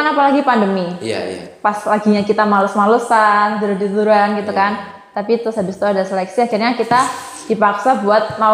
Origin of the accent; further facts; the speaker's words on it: East Java, Indonesia; walaupun kita Jawa Timur kan bahasa